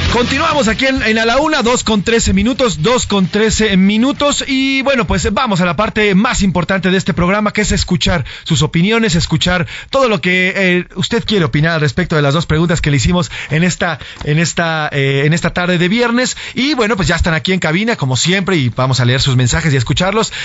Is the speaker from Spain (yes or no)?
no; Mexico; Qué bonito es ser mexicano